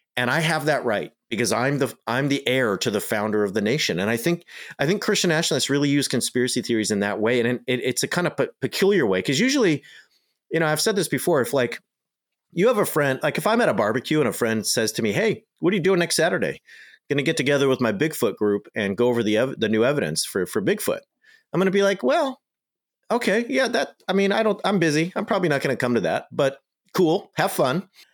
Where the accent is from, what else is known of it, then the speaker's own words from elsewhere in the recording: United States; I'm just an American